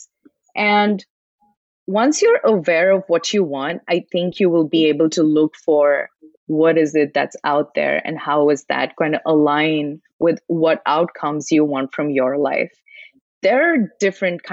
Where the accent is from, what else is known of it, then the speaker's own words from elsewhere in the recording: India; moved away; I was born in India and I was raised in an environment where the exposure was completely different versus what I have right now